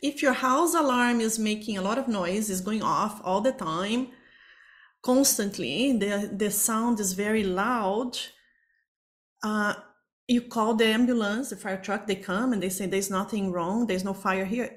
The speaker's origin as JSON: {"language": "English", "country": "Brazil", "moved": "as an adult", "lives_now": "Toronto, Canada", "said": "I am originally from Brazil"}